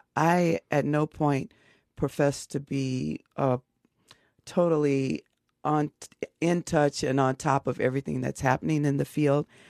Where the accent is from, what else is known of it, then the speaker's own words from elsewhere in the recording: Chicago, Illinois, United States; Growing up in Chicago